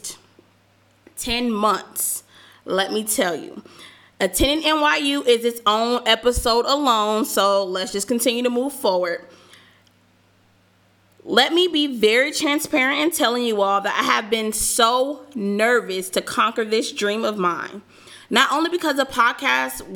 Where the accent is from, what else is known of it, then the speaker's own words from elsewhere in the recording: Southern California, United States; moved away as an adult; also born or lived in Georgia; I am from Southern California